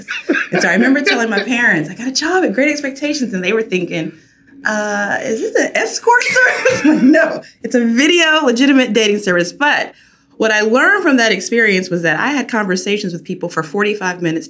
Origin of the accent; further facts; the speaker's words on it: Rocky Mount, North Carolina, United States; moved away as an adult; also born or lived in Chapel Hill, North Carolina / Chicago; I grew up in Rocky Mount, North Carolina